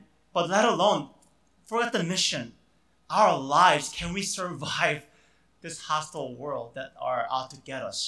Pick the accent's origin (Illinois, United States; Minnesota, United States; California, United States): Illinois, United States; Chicago; I grew up in the Chicago area.